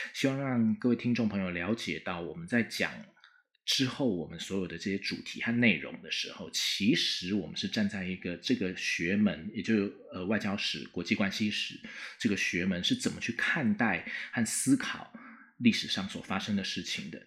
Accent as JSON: {"language": "Chinese", "country": "Taiwan", "said": "我们台湾人"}